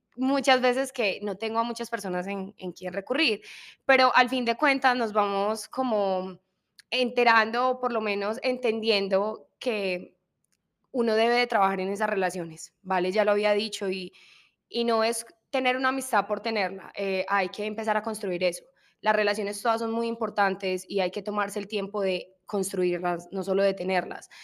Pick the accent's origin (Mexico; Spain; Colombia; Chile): Colombia; en mi cultura, somos colombianas